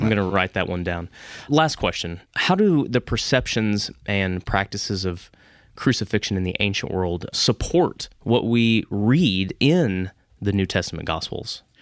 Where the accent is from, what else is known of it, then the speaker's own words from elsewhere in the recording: Dallas, Texas, United States; growing up in the Dallas area